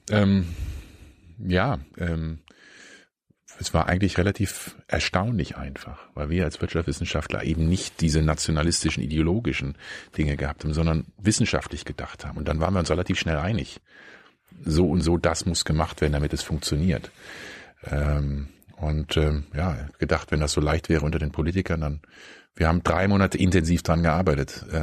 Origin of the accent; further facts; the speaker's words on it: Berlin, Germany; wie das jetzt ist, als Berliner nach, keine Ahnung, nach Köln oder nach München zu fahren.